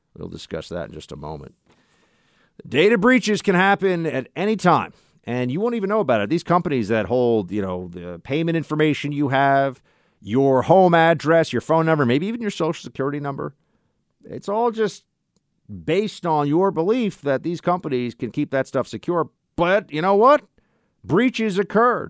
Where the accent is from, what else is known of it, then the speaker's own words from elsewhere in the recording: New York, United States; the state of New York, the Empire State, my home state